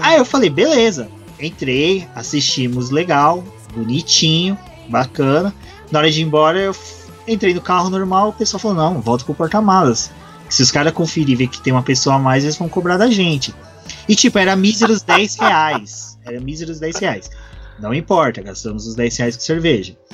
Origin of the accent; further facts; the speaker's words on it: Guaxupé, Minas Gerais, Brazil; now in São Paulo, Brazil; eu venho de uma cidade que é conhecida entre morros e colinas, é o cu de Minas, cidade de Guaxupé